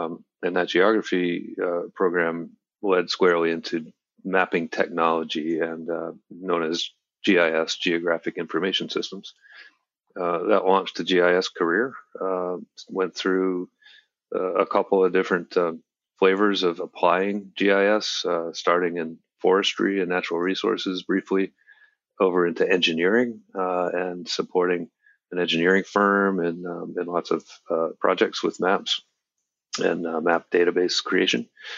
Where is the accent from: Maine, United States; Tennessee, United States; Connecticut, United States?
Maine, United States; also born or lived in Washington, D.C.; I grew up in Maine. I'm speaking to you here from Portland, Maine, where our company is based.